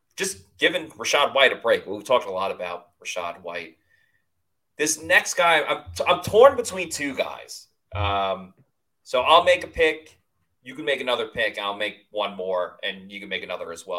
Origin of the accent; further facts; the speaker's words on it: Long Island, New York, United States; I'm from Long Island